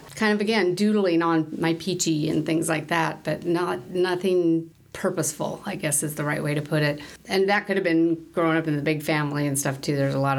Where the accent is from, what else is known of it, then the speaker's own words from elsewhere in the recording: Portland, Oregon, United States; moved away as an adult; also born or lived in Salt Lake City, Utah; I grew up in the Portland, Oregon area, actually. I'm the oldest out of 8 kids. So, yeah, good Catholic family.